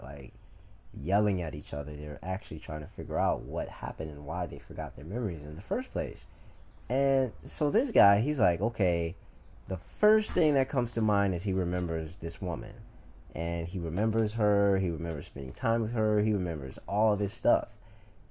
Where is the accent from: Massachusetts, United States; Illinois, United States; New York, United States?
Illinois, United States; Chicago; a wild person from Chicago